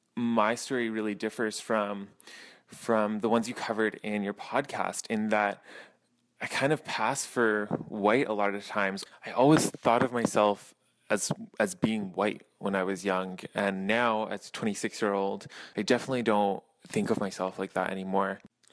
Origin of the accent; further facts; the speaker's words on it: Mississauga, Ontario, Canada; I grew up in Mississauga, Ontario. I am a mixed race child. My mother is from India and my father, he's got a Polish father and a Macedonian mother.